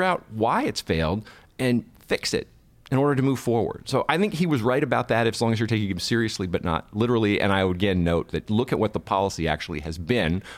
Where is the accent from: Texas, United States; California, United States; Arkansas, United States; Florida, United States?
California, United States; also born or lived in New York; now in Washington, D.C. area, United States; I was born and raised in California, and I've lived in New York and now in the D.C. area.